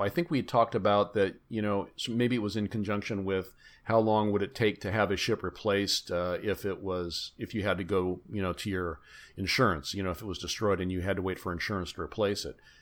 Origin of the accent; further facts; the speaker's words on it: Bay Area, California, United States; I grew up in the Bay Area.